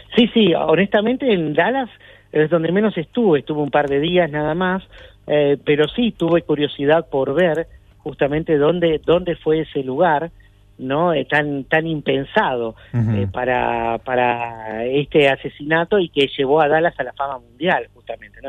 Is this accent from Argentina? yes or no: yes; Argentina; now in Atlanta, United States; somos argentinos